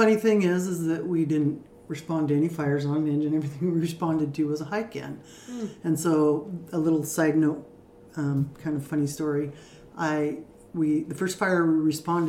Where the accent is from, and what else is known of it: Lebanon and Hermiston area, Oregon, United States; born or raised there